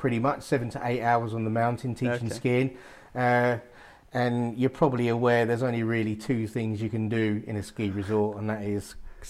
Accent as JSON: {"language": "English", "region": "London", "country": "United Kingdom", "also_born_or_lived": "Essex", "moved": "yes", "said": "I haven't lived there for about 24 years or something now, so it's a long time. So I probably don't sound like I'm from Essex. East London"}